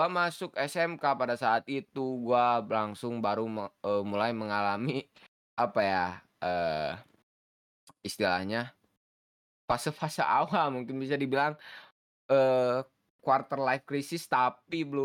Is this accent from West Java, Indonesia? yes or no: yes; Bandung, West Java, Indonesia; gue gua pun ketemu saya orang Bandung